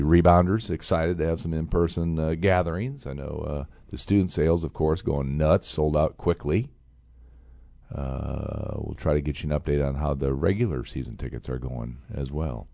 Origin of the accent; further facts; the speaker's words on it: Fort Wayne, Indiana, United States; my hometown city of Fort Wayne